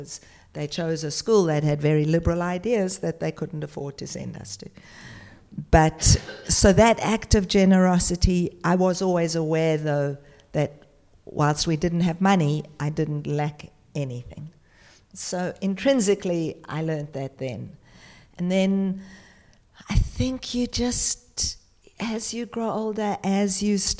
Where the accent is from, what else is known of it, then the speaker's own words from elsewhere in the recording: South Africa; now in Australia; I was born in South Africa during the apartheid era